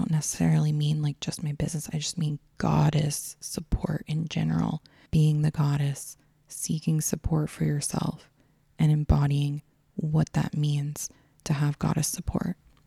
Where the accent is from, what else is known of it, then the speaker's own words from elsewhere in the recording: Texas, United States; I grew up in Texas